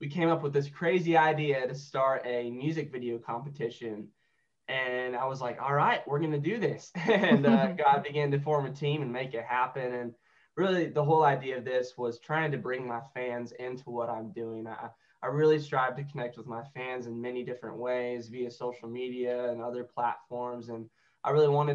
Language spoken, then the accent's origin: English; Joplin, Missouri, United States; I was raised in Joplin, Missouri